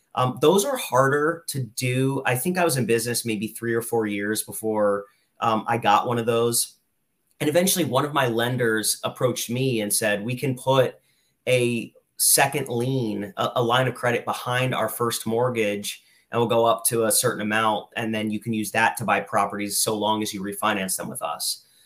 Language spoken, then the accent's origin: English; Lehigh Valley, Pennsylvania, United States; I'm from the Lehigh Valley. I went to school here, I went to college here